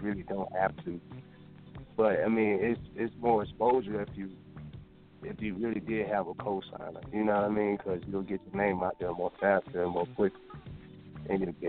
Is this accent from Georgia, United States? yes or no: yes; Decatur, Georgia, United States; also born or lived in Texas; I'm from Atlanta. I'm from Decatur, really.